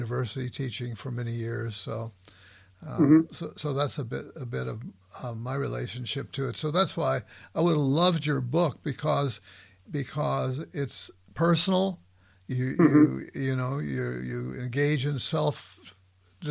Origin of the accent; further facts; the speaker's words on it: Los Angeles, California, United States; moved away as an adult; also born or lived in Philadelphia; I grew up in Southwest LA.